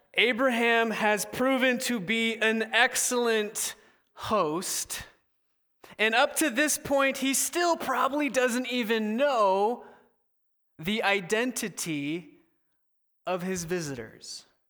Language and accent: English; Southern California, United States; moved away as an adult; now in Seattle, United States; I went to college in Seattle, but I'm originally from Southern California, so I had to move away from mom and pop